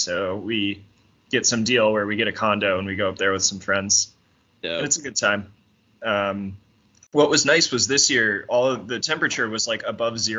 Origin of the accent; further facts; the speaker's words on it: Houston, Texas, United States; I grew up in Houston, Texas, and there are just some words in the South that we used to say